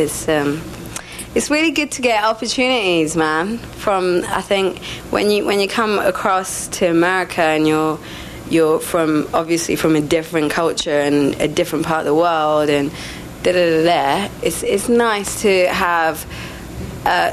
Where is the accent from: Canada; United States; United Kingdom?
United Kingdom; England; also born or lived in Sri Lanka; I left Sri Lanka and settled in England